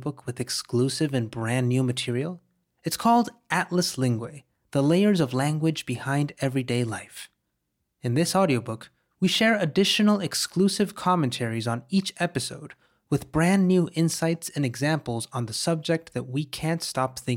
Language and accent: English; Mexico; growing up in Mexico, I remember listening to the tale of La Llorona.